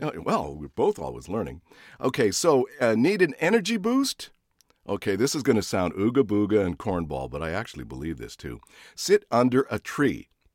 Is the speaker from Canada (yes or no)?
yes; Canada; moved away; I was born in Canada.